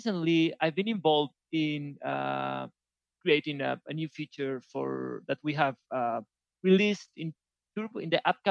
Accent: Spain; also born or lived in Valencia; a Spanish programmer who lives in Valencia, in Spain.

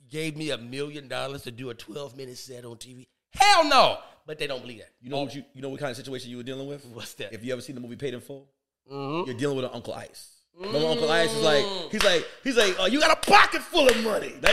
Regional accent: New York City, New York, United States; So when I say, oh, Jamaica Queens

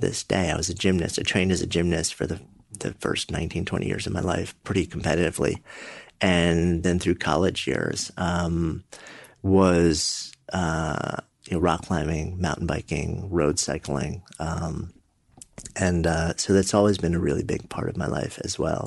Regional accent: New York City, New York, United States; I'm a New Yorker. Hmm. Born just outside and been in the city for my entire adult life

